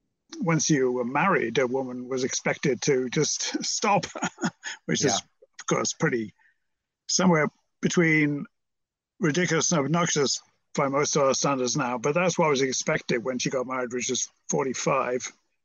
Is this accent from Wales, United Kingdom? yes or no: no; Merseyside, North West England, United Kingdom; But I was brought up on Merseyside, which you may have heard of, opposite Liverpool, which you've probably heard of.